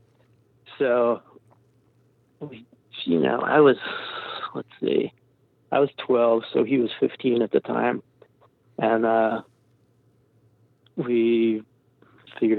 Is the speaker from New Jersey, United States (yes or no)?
yes; New Jersey, United States; we're from New Jersey, all these great New Jersey and New York hardcore bands that we wanted to fit